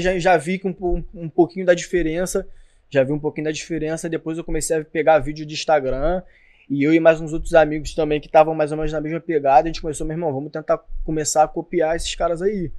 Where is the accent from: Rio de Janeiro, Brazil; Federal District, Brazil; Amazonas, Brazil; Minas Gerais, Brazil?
Rio de Janeiro, Brazil; sou que é de São Cristóvão, que é da Barreira do Vasco.